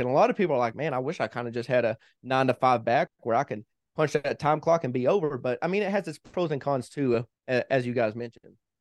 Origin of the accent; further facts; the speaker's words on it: Kentucky, United States; moved away as an adult; also born or lived in Hawaii / Tennessee / Missouri; now in Colorado, United States; My wife and I both are originally from Kentucky. We, we've been together ever since middle school